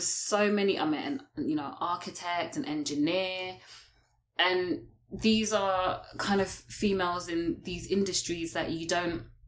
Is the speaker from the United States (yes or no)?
no; United Kingdom; moved away as an adult; also born or lived in London; now in Toronto, Canada; I'm a British expat that's currently here